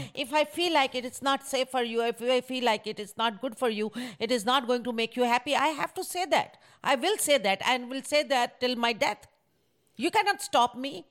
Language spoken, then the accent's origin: English; Pakistan; moved away as an adult; now in United States; I'm from Pakistan